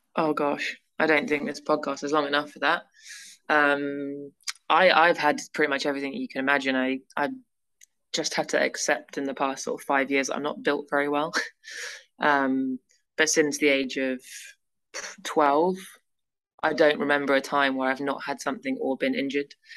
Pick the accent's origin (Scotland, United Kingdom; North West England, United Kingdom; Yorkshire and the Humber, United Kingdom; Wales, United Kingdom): North West England, United Kingdom; near Manchester; also born or lived in Leeds; growing up near Manchester